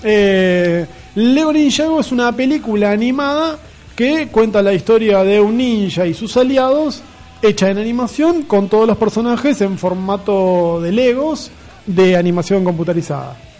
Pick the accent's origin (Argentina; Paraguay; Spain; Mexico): Argentina; Buenos Aires; soy y moriré porteño